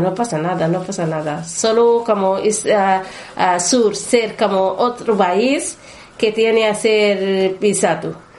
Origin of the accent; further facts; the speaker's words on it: Northern Sudan, Sudan; Spanish is a second language; moved away as an adult; also born or lived in Khartoum, Sudan; now in Spain; soy de, de norte, norte de Sudán